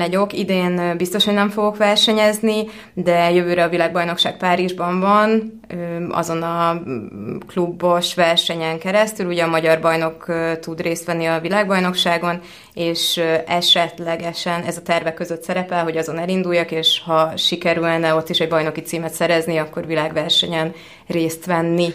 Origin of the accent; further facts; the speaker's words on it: Hungary; also born or lived in California, United States; Kaliforniában születtem, az első pár évet ott töltöttem, de alapvetően, ö, európaiként szocializálódtam hat éves korom óta élek Magyarországon.